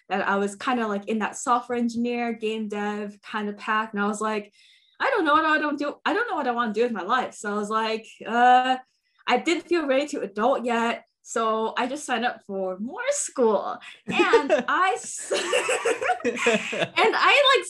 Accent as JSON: {"language": "English", "area": "Bay Area", "region": "California", "country": "United States", "tie": "born or raised there", "said": "born and raised in the Bay Area"}